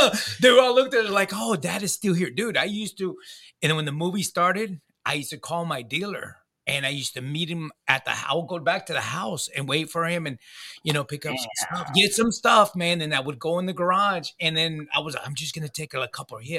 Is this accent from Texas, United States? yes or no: yes; Pearland, Texas, United States; I'm from Pearland